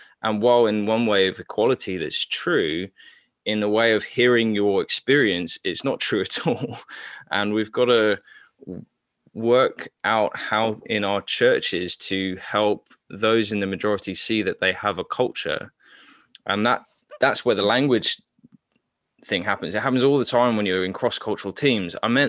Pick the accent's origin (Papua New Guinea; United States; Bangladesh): Papua New Guinea; So I grew up in Papua New Guinea, which is also colonized, which also had an heavy missionary colonization as well.